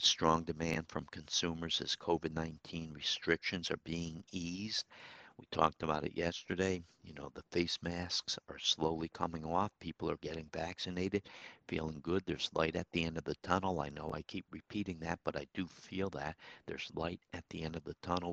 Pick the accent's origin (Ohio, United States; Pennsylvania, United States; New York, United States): New York, United States; Troy; my hometown, Troy, New York